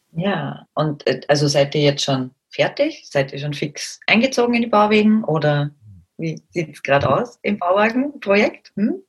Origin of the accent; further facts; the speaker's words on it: Austria; bei uns in Österreich